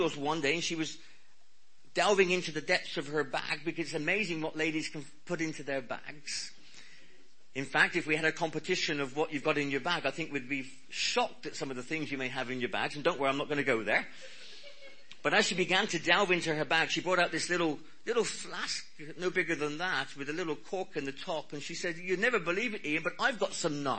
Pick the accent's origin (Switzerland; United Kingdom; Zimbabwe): United Kingdom; Cornwall, South West England; I'm Cornish.